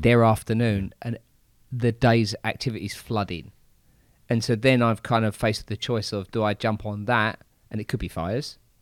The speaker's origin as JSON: {"language": "English", "region": "England", "country": "United Kingdom", "said": "I'm English"}